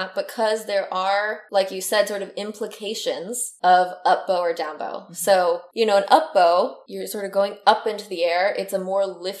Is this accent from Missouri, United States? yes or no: no; Chicago, Illinois, United States; moved away as an adult; also born or lived in Cleveland, Ohio; now in Houston, United States; I'm growing up in Chicago, purposely going to school in Cleveland, right? Sort of a Midwest girl